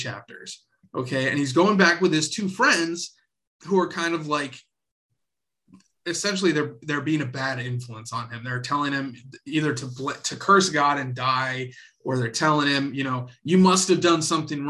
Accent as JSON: {"language": "English", "region": "the South", "country": "United States", "tie": "born or raised there", "said": "I was raised in the South"}